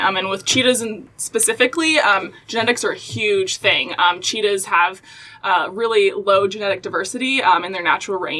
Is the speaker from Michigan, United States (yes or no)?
yes; Grand Rapids, Michigan, United States; also born or lived in Texas; now in Cincinnati, United States; I'm from Grand Rapids, Michigan